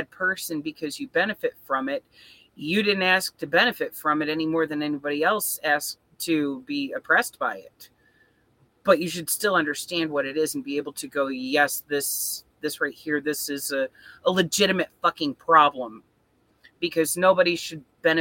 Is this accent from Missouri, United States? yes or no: no; Flint, Michigan, United States; moved away; I'm from Flint, and this is a city that is mostly poor people all living